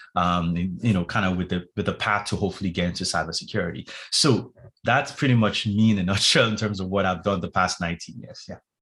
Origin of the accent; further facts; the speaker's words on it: Nigeria; moved away; also born or lived in London; I'm originally from Nigeria, West Africa